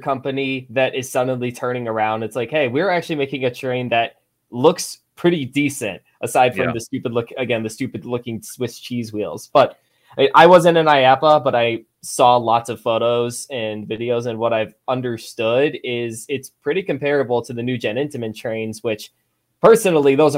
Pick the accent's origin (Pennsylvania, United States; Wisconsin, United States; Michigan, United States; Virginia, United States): Michigan, United States; Detroit; I'm from Detroit, I'm living 2 hours from Cedar Point